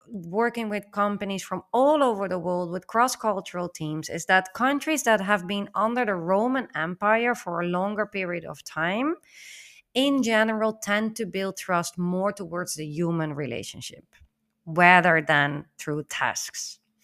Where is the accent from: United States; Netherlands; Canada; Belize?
Netherlands; as a Dutch myself, growing up in the Netherlands